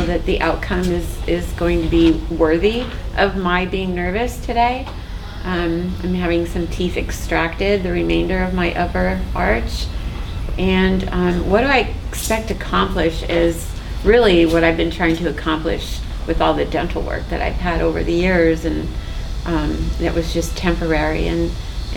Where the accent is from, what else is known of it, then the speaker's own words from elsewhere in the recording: Orange County, California, United States; also born or lived in Hawaii; I grew up in Orange County, California.